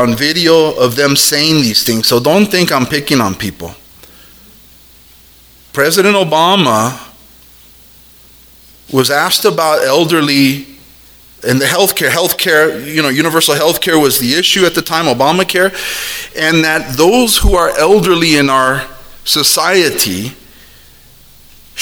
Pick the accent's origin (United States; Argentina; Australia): United States; we're Americans